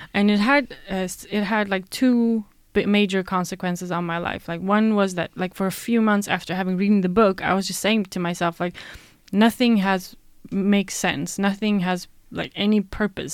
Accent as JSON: {"language": "English", "country": "Sweden", "tie": "born or raised there", "said": "born and raised in Sweden"}